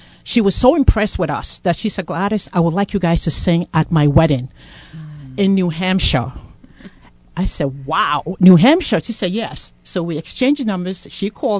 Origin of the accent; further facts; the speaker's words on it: Ghana; now in Providence, United States; I'm from Ghana, originally from Ghana, and I joined the PPC, known as the Providence Presbyterian Church, in 2004.